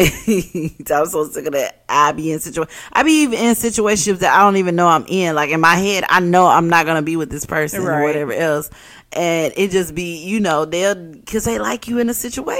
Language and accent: English; Arkansas, United States; Not from Memphis, I'm from Arkansas